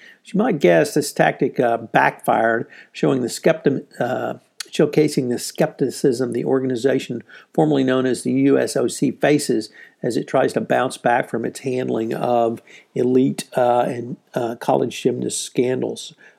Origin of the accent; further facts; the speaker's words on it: Houston, Texas, United States; my hometown heroes, the Houston Astros